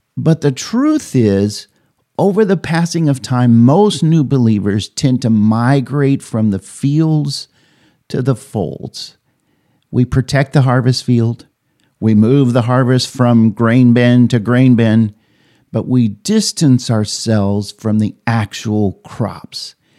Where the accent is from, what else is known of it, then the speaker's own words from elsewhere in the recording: Oberlin, Kansas, United States; my hometown, Oberlin, Kansas